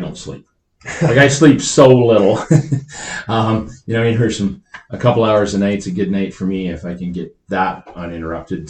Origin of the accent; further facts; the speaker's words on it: northern Saskatchewan, Canada; moved away as an adult; also born or lived in Lloydminster / Alberta; now in Calgary, Canada; I grew up in northern Saskatchewan most of my life